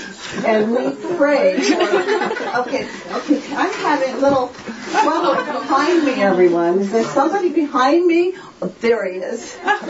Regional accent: Japan; My whole family went because I grew up in Japan.

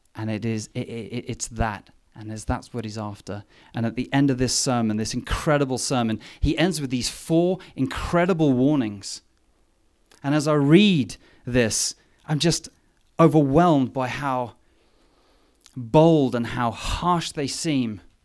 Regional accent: England, United Kingdom; moved away; me being English

